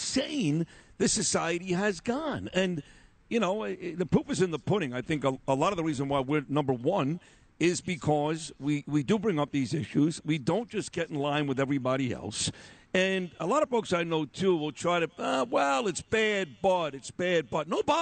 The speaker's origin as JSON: {"language": "English", "town": "New York City", "region": "New York", "country": "United States", "tie": "born or raised there", "said": "I grew up on East 22nd in Quentin"}